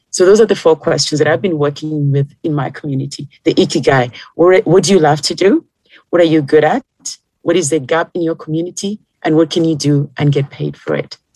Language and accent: English; Kenya; moved away; when I came from Kenya to here, my foundation was still the same